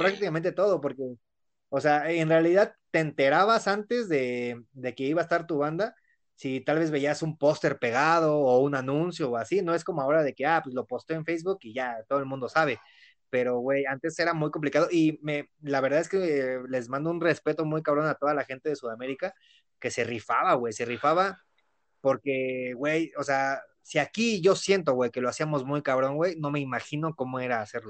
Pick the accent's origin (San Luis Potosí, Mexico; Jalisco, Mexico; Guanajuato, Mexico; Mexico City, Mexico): Mexico City, Mexico; somos de Ciudad de México